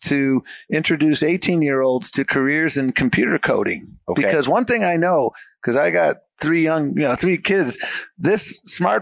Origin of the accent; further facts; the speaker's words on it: Buffalo, New York, United States; moved away; I grew up in Buffalo, New York